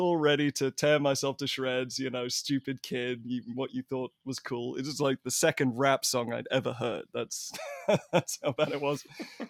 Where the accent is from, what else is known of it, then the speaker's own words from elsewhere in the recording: England, United Kingdom; there weren't any basketball games on TV in England when I was growing up.